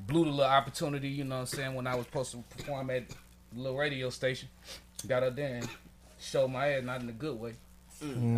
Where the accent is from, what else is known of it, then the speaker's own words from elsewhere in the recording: Atlanta, Georgia, United States; I'm from Atlanta. Okay, I ain't grow up here